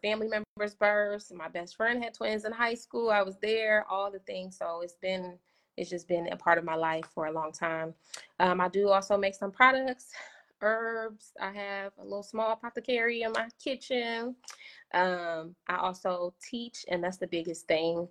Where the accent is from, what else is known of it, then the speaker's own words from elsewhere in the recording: Philadelphia, Pennsylvania, United States; now in Indianapolis, United States; I had went home to Philly. I'm originally from Philly